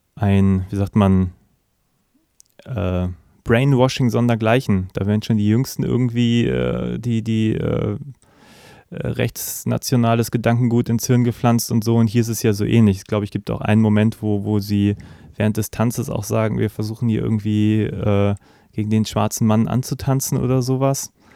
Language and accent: German; Germany; als Deutscher